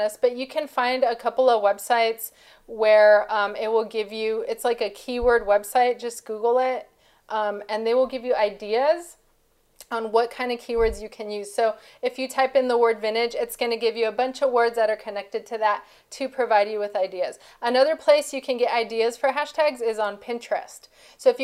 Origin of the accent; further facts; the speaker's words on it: Mexico; my background, I'm from Mexico, and our Hispanic family